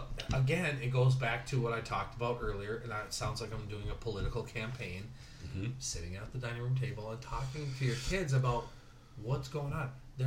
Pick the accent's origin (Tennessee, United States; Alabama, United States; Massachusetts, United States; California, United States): California, United States; Southern; now in Minneapolis, United States; I grew up in Southern California.